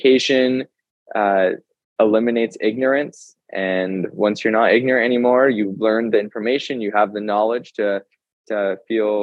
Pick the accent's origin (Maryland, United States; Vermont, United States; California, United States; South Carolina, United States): California, United States; Carlsbad; where I grew up by in Carlsbad